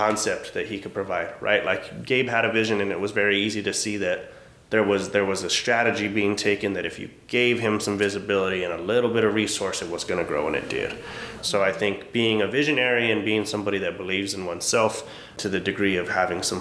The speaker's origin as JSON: {"language": "English", "town": "Albuquerque", "region": "New Mexico", "country": "United States", "tie": "born or raised there", "said": "as I sit here in my hometown."}